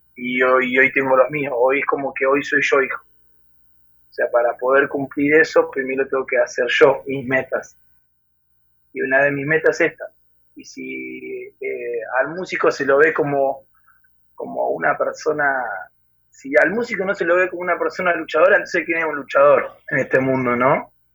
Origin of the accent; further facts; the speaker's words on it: Buenos Aires Province, Argentina; soy de Argentina, especialmente de la ciudad de La Barría, en el centro de la provincia de Buenos Aires